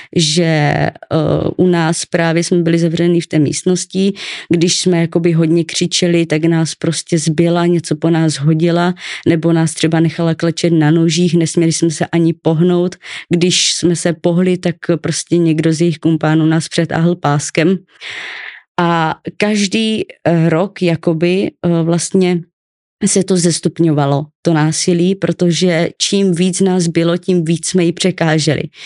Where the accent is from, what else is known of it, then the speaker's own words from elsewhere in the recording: Ostrava, Moravian-Silesian Region, Czechia; also born or lived in Olomouc; já jsem se narodila v Ostravě